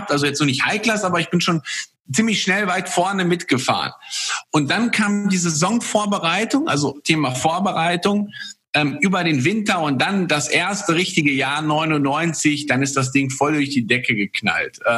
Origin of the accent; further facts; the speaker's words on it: Poland; born there; ist auch in seinem Land, also ich komme gebürtig aus, aus Polen, ähm, ist mein, mein Vater damals polnischer Meister gewesen